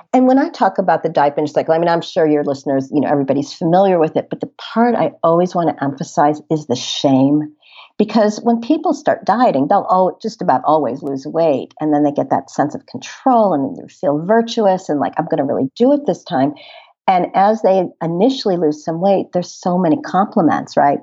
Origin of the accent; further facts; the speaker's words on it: Chicago, Illinois, United States; also born or lived in Boston; I grew up in the Chicago area